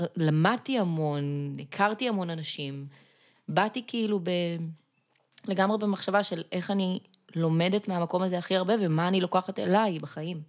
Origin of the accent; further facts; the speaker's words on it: Gan Yavne, Central District, Israel; now in central Israel; במקור אני מגן יבנה.